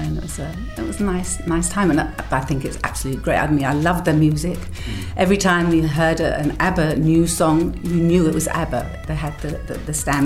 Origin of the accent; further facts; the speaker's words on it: England, United Kingdom; moved away; One is English, obviously, because I grew up in England.